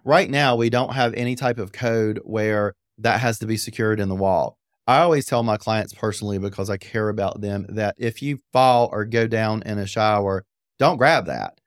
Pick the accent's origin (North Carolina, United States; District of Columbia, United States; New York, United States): North Carolina, United States; Apex; I grew up in Apex